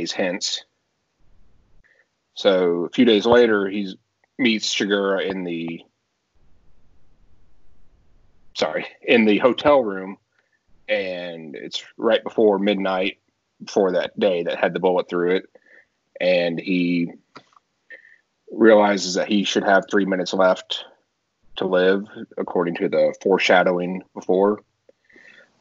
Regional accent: Texas, United States; now in South Carolina, United States; I live in South Carolina right now. I'm originally from Texas

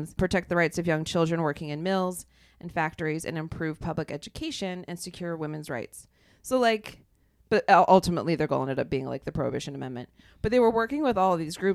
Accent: Ohio, United States; my hometown or my home state.

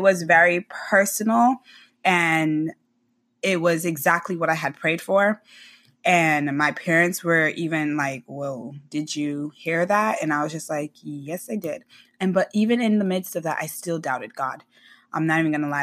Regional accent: Boynton Beach, Florida, United States; now in Tampa, United States; I, uh, am born and raised in Boynton Beach, Flor-, Florida

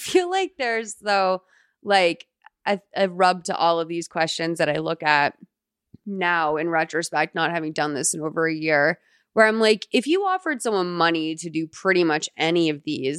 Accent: Tenafly, New Jersey, United States; I'm from Tenafly, New Jersey.

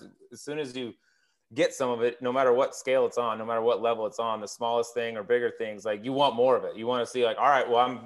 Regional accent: Colorado, United States; I grew up in Colorado

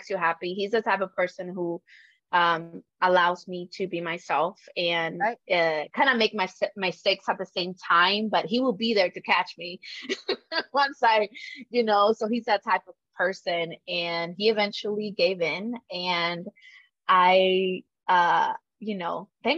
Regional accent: Dallas, Texas, United States; moved away as an adult; also born or lived in Michigan; I come from Dallas, which, you know, is kind of like a big city now

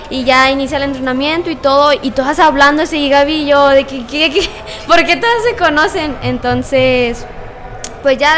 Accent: Pachuca, Hidalgo, Mexico; ¿de dónde vienes? No, vengo de, de no, vengo de Pachuca y yo.

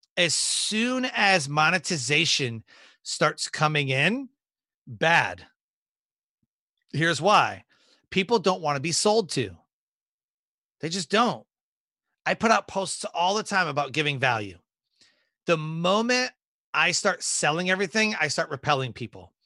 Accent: Detroit, Michigan, United States; moved away as an adult; born and raised in Detroit, Michigan and joined the Air Force when I was 18

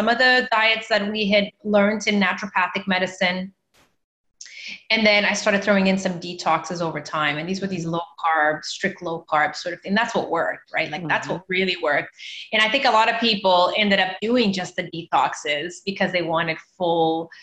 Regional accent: Canada; also born or lived in Mozambique / Toronto, Canada; staying in Canada where I grew up, I decided to go back to my home country. I'm from Mozambique

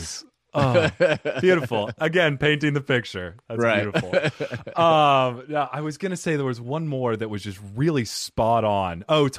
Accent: Phoenix, Arizona, United States; I'm from here, from Phoenix, Arizona.

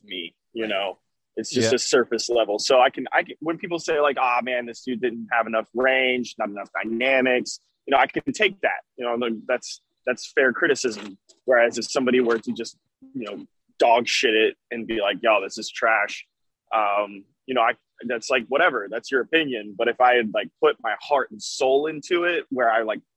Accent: Alabama, United States; moved away as an adult; now in Dallas, United States; I was born in Alabama, lived there my whole life, and then I moved to Dallas, and I've been there for about a year and a half or so.

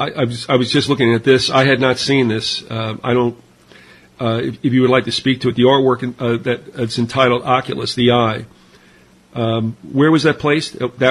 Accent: New York, United States; well, you know, I remember, again, growing up in New York, we had the three networks, NBC, ABC, CBS

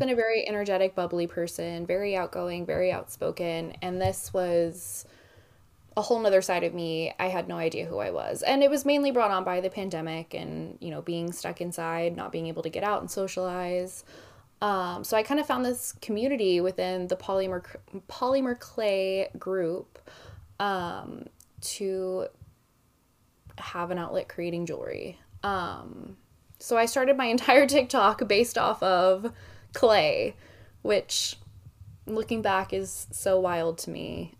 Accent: Dallas, Texas, United States; moved away; also born or lived in Oklahoma; I was born in Oklahoma, uh, raised in Dallas, bounced around, and now I'm back here.

